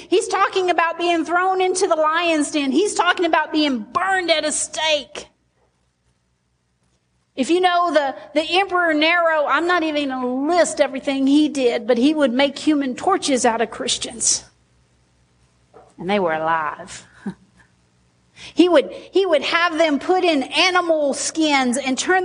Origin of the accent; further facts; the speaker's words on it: Sheridan, United States; I'm from Sheridan